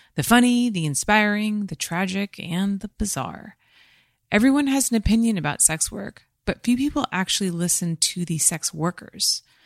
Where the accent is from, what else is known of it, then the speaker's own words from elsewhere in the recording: California, United States; having been born in California, I don't think I'll probably ever leave here